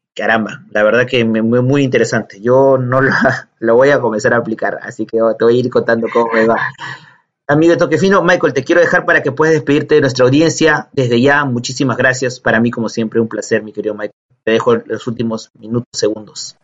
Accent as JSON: {"language": "Spanish", "country": "Peru", "said": "nuestro país"}